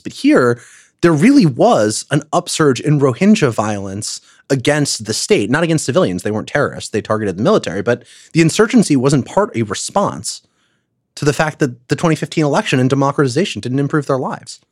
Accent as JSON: {"language": "English", "country": "United States", "said": "as an American"}